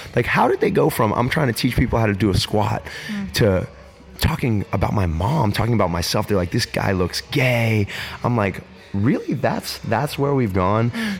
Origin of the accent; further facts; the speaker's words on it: Pittsburgh, Pennsylvania, United States; growing up in Pittsburgh, Pennsylvania